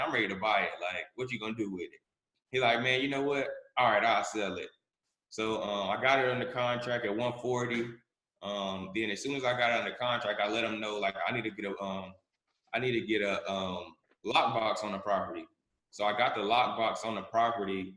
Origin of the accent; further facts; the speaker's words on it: Charlotte, North Carolina, United States; I'm from Charlotte, North Carolina, born and raised.